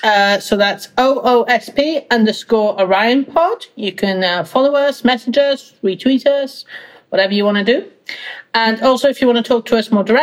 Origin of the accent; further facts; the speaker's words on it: Wales, United Kingdom; I'm from Wales